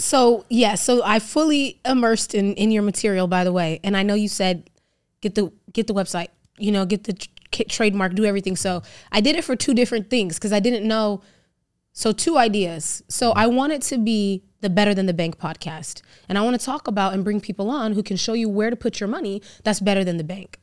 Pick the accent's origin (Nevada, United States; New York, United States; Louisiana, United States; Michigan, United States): Nevada, United States; Las Vegas; So I live in Vegas, I grew up in Vegas